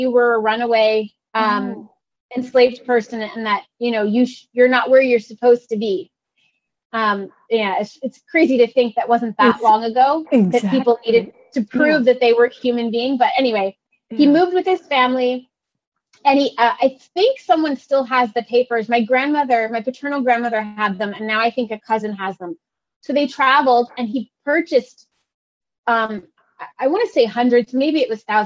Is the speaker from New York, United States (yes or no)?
no; Philadelphia, Pennsylvania, United States; first language English; also born or lived in Italy; where were you born? Philadelphia. Where were your parents born? Philadelphia and Cleveland. Well, what language do you speak? English first.